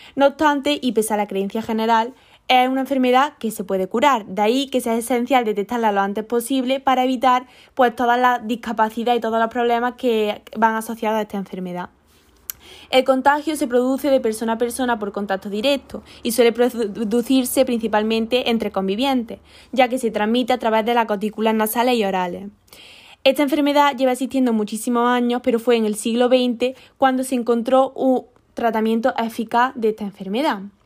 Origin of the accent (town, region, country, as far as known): Spain